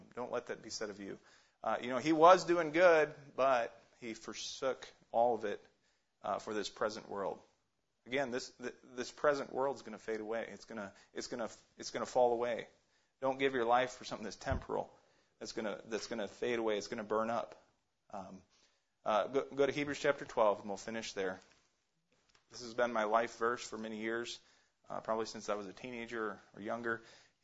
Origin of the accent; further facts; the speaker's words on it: Alaska, United States; also born or lived in Ohio; Growing up in Alaska